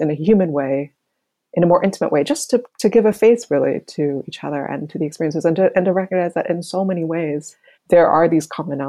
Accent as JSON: {"language": "English", "country": "United States", "also_born_or_lived": "China", "said": "as American reporters"}